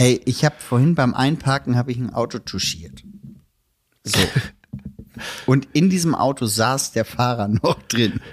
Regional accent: Elmshorn, Schleswig-Holstein, Germany; Heimatstadt Elmshorn

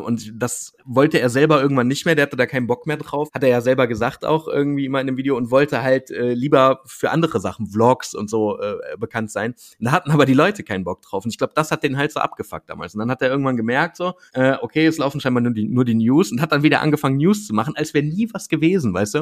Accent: Wuppertal, North Rhine-Westphalia, Germany; ich bin ja selber aus Wuppertal

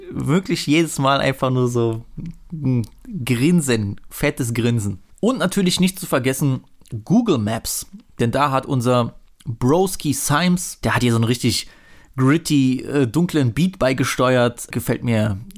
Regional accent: East Germany, Germany; darf ich als Ossi eigentlich äh, Sheriffsis sagen?

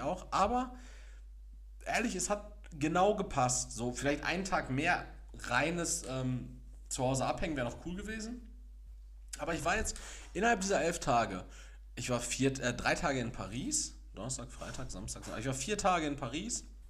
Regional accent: Castrop-Rauxel, North Rhine-Westphalia, Germany; now in Gelsenkirchen, Germany; ich komme aus Kastrop-Rauxel

